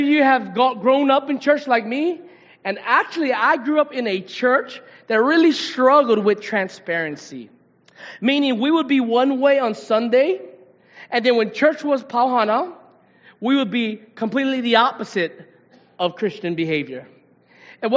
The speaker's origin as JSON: {"language": "English", "area": "Paia", "region": "Hawaii", "country": "United States", "tie": "born or raised there", "also_born_or_lived": "Palolo Valley, Honolulu", "said": "growing up in Papaico, you don't got much"}